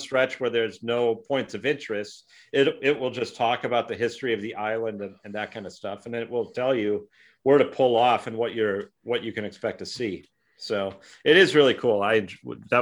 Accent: Minneapolis, Minnesota, United States; I'm from Minneapolis

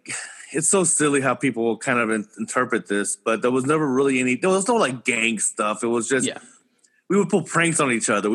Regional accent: Houston, Texas, United States; also born or lived in Humble, Texas; And I actually grew up in Houston. I grew up in Denver Harbor.

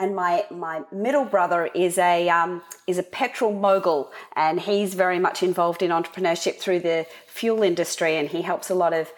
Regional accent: Sydney, New South Wales, Australia; also born or lived in Canberra, Australian Capital Territory; I was born in Canberra, which is the capital in Australia. And I moved to Sydney as a young girl to go to school

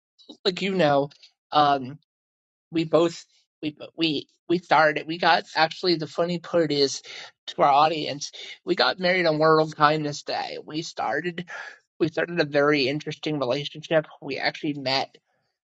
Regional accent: Pennsylvania, United States; moved away as an adult; we're from Pennsylvania originally.

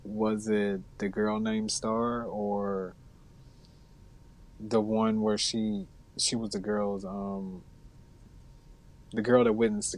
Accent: an hour south of Atlanta, Georgia, United States; moved away as an adult; now in Atlanta, United States; if I go to my hometown, which is like an hour south

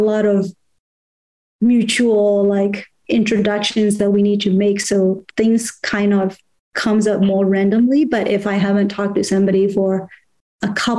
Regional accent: Myanmar; moved away; I grew up in Burma

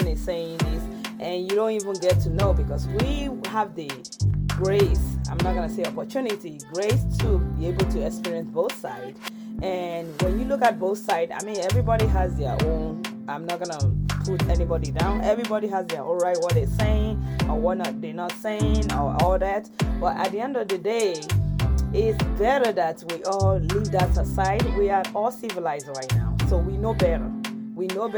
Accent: Nigeria; moved away; also born or lived in New York; I was raised in Nigeria, born in New York

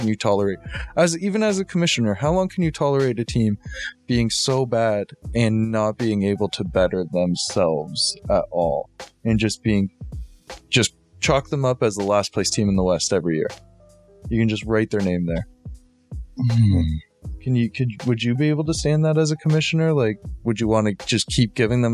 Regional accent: Toronto, Ontario, Canada; growing up in Toronto

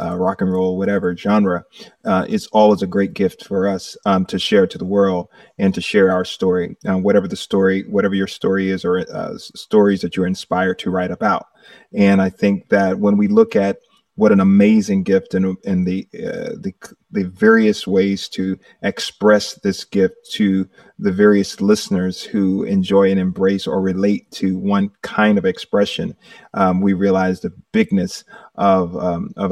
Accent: Manchester, Georgia, United States; I'm originally from a little town called Manchester, Georgia. I'm one of eight children, five boys, three girls, and I'm in the middle. And we grew up doing music in the backyard

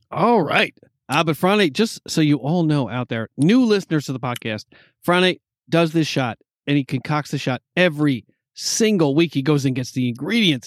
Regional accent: East Coast, United States; I'm from the East Coast

